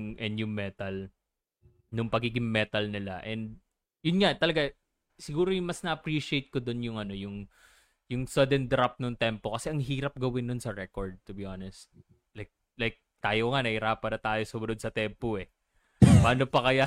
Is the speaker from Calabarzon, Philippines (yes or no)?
yes; Laguna, Calabarzon, Philippines; mga taga Laguna kasi kami